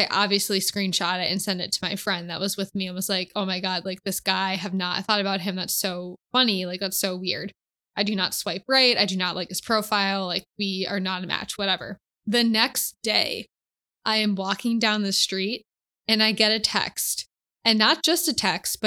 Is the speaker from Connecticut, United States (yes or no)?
yes; Connecticut, United States; moved away; my hometown, which is back in Connecticut